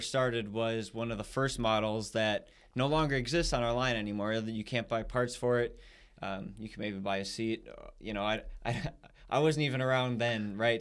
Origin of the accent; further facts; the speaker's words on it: United States; we're American, you know, that's where we're from